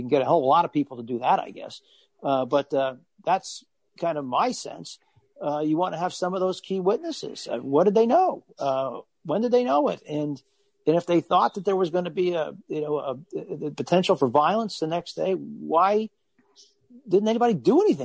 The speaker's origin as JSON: {"language": "English", "town": "Allentown", "region": "Pennsylvania", "country": "United States", "tie": "born or raised there", "said": "my hometown of Allentown, Pennsylvania"}